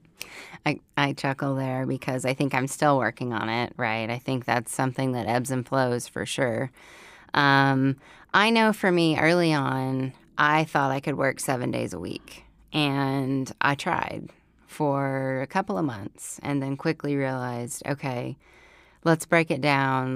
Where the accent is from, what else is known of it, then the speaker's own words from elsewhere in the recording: Oklahoma, United States; moved away as an adult; now in Fayetteville, United States; growing up in Oklahoma. So then life brought me here to Fayetteville, Arkansas.